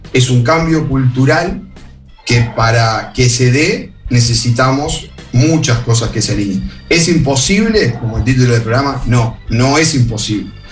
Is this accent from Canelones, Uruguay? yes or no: yes; Rodríguez, Canelones, Uruguay; also born or lived in Montevideo; yo soy el canario cuando voy a Montevideo y a mucho orgullo y seguiré siendo el canario, es más, yo vivo, soy de una zona rural. En Rodríguez